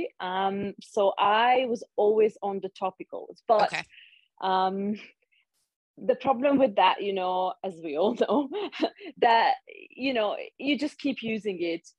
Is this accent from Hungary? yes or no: yes; Hungary; moved away as an adult; also born or lived in London; now in Switzerland; I'm originally from Hungary, but I've lived in Switzerland for 7 years now. I lived in London for a while too